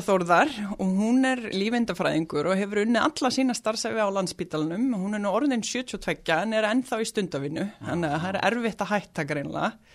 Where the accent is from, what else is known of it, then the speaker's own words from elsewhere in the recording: Reykjavík, Capital Region, Iceland; also born or lived in Oslo, Norway; now in Mosfellsbær, Iceland; fluttum við í Breitholtið í 111, mm. í mhm. Fellakverfið og svo byggðum mamma og pappi hús í Hólakverfinu og þau búa þar ennþá og við öldumst þar upp